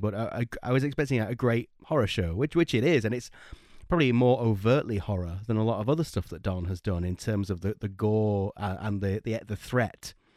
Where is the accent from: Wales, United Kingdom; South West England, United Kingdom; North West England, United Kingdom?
North West England, United Kingdom; Blackpool; we're from Blackpool in northwest UK, and that's by the sea